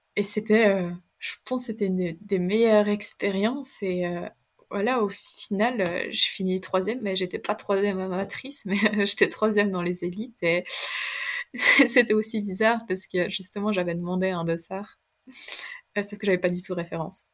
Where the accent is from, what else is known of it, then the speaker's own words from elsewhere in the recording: Chardonne, Vaud, Switzerland; also born or lived in German-speaking Switzerland; quand je suis chez mes parents, là où j'ai grandi à Chardin